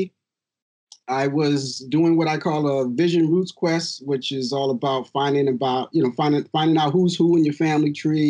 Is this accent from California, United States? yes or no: no; Rochester, New York, United States; also born or lived in Cleveland, Ohio; my hometown is Rochester. Actually, I grew up in Rochester